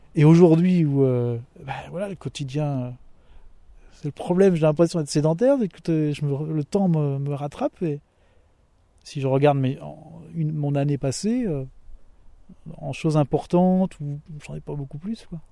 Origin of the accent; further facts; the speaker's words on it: Mayenne, Pays de la Loire, France; je suis originaire de la Mayenne